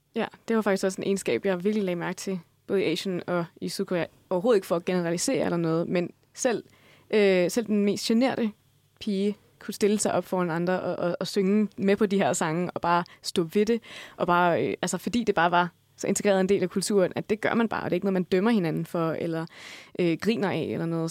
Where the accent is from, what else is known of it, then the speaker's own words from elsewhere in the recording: Denmark; vi danskere